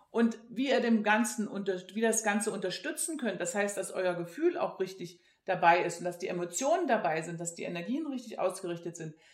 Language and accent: German; East Germany, Germany; Ich bin in der DDR groß geworden und damals gab es bei uns weder Material, also